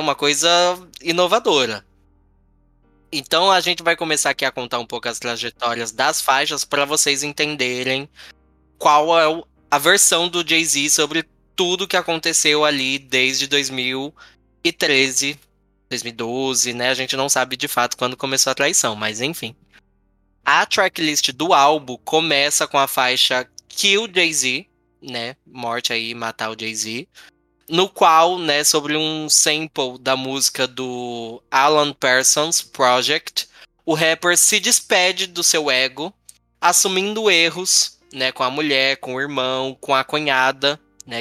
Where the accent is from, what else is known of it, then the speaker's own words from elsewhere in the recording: Brazil; eu sou brasileiro